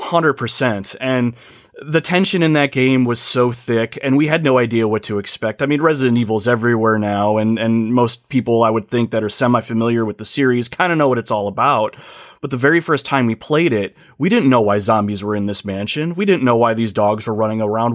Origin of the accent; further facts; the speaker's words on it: Ohio, United States; I hail from the United States, a little state called Ohio